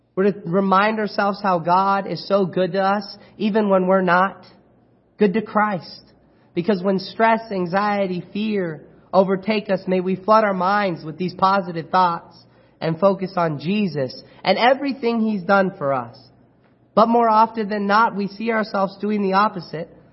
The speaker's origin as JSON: {"language": "English", "town": "Chino", "region": "California", "country": "United States", "tie": "born or raised there", "lives_now": "Apple Valley, United States", "said": "I was born and raised in Chino, California"}